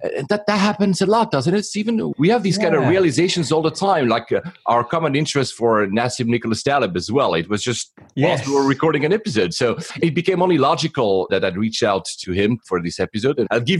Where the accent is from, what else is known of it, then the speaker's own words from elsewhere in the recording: Geneva, Switzerland; born there; I was born in Geneva, that's where CERN is.